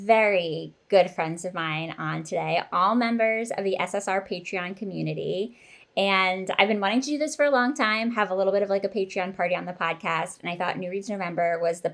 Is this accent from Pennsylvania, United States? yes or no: yes; Pennsylvania, United States; Cait and I went to the same high school years apart, but we come from the same place